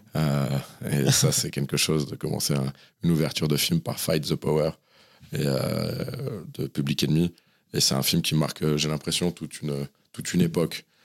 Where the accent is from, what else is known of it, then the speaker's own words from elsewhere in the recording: Saint-Cyr-l'École, Île-de-France, France; also born or lived in Sèvres; J'ai grandi de manière générale dans le 78 et plus particulièrement à un moment à Saint-Cyr-l'École